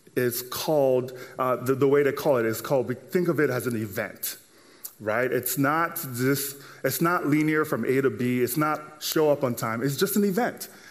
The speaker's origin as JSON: {"language": "English", "country": "Nigeria", "tie": "born or raised there", "moved": "yes", "lives_now": "United States", "said": "growing up in Nigeria and then moving over here to the States"}